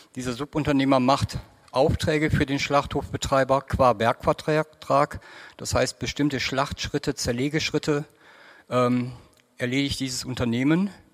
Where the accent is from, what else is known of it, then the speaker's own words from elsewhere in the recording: South Oldenburg, Lower Saxony, Germany; bei uns in Südoldenburg